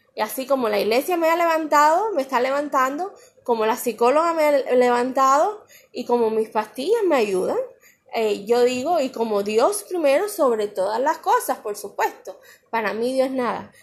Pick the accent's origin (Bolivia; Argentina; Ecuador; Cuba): Cuba; moved away; mi pueblo de Cuba